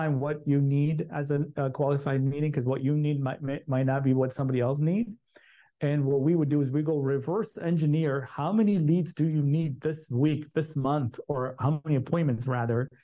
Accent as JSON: {"language": "English", "town": "Chicago", "region": "Illinois", "country": "United States", "tie": "born or raised there", "said": "I grew up in Chicago."}